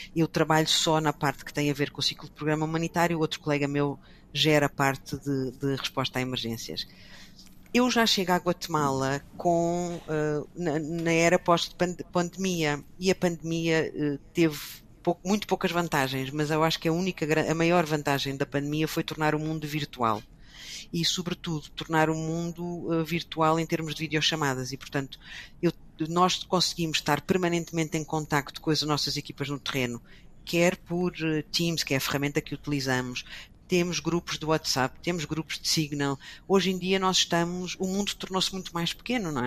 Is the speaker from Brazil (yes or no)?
no; Portugal; moved away as an adult; also born or lived in Brussels; Eu não saí de Portugal